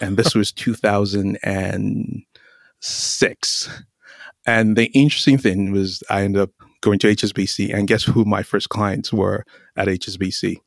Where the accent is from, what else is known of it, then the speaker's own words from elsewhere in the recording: Nigeria; moved away as an adult; also born or lived in North Carolina, United States / London, United Kingdom / Boise, Idaho, United States; now in Palo Alto, United States; I grew up in Nigeria and finished high school in Nigeria, started college in Nigeria